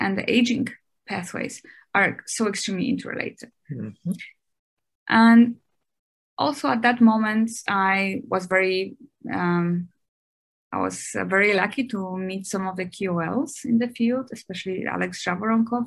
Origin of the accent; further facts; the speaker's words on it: Germany; moved away as an adult; also born or lived in Dresden, Germany / United States; now in Shanghai, China; I grew up in Germany.